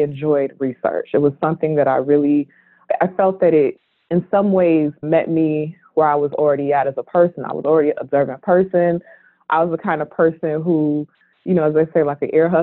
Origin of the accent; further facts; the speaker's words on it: Oakland, California, United States; I'm originally from Oakland, California